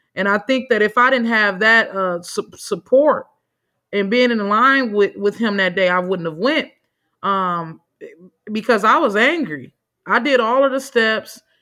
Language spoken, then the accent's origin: English; Milwaukee, Wisconsin, United States; I'm from Metcalf Park. I'm from the block, right?